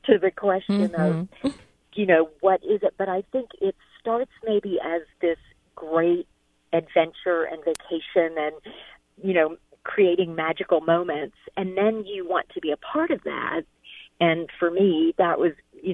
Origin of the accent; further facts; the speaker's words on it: Midwest, United States; I grew up in the Midwest